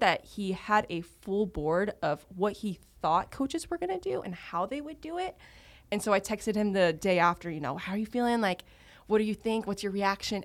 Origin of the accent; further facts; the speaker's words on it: Texas, United States; moved away; being a born and raised Texan